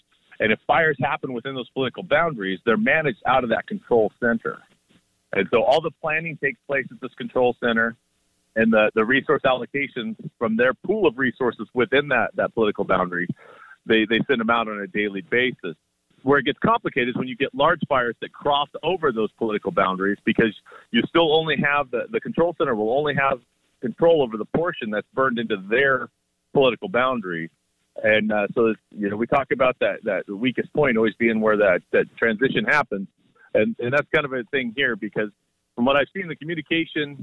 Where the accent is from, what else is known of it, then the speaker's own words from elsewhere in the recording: United States; me as an American